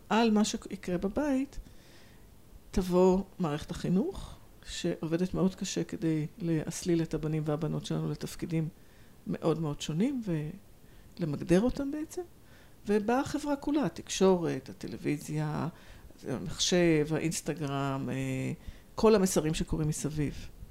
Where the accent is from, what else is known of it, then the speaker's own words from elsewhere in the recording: Tel Aviv, Tel Aviv District, Israel; moved away as an adult; also born or lived in London / Hong Kong; אני מתל אביב, גדלתי בתל אביב, גרה בתל אביב